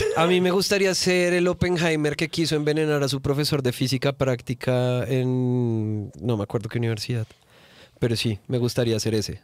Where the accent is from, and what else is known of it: Bogotá, Bogotá Capital District, Colombia; accent: rolo; also born or lived in Cali, Colombia